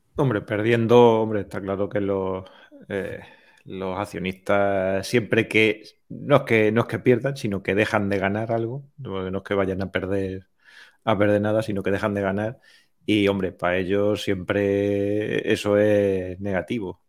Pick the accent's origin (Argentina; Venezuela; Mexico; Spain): Spain; Puertollano, Castilla-La Mancha; moved away; Ya he vuelto aquí a mi pueblo después de, muchos años fuera dando, dando tumbos por ahí